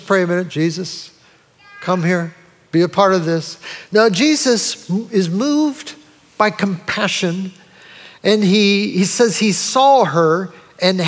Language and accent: English; United States; also born or lived in Brunswick; me as an American